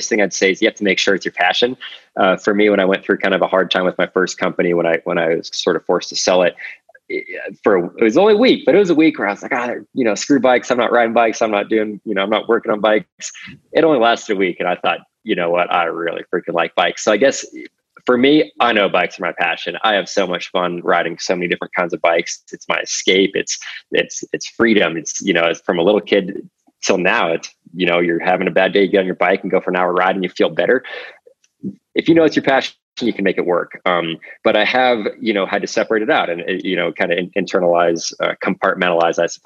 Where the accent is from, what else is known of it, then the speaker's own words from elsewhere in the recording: Alaska, United States; moved away as an adult; also born or lived in Colorado Springs, Colorado / Utah; now in Carbondale, United States; I grew up in Alaska, went to school at Colorado College